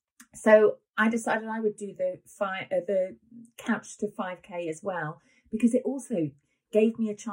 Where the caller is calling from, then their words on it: Wales, United Kingdom; I'm calling in from Wales.